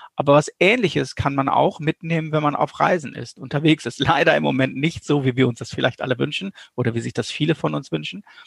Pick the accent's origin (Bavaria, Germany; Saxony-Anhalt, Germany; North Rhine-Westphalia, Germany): North Rhine-Westphalia, Germany; ich komme aus Westfalen